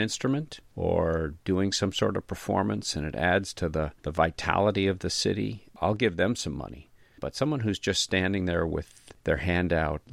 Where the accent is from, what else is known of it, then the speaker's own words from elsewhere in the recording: New York, United States; I grew up here in New York, same town I live in now